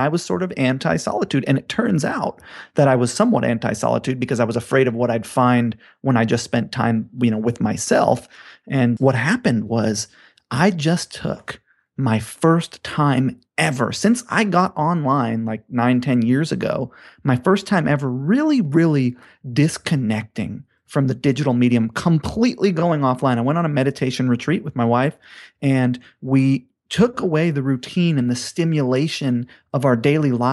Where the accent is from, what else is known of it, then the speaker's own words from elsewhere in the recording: Hawaii, United States; growing up in Hawaii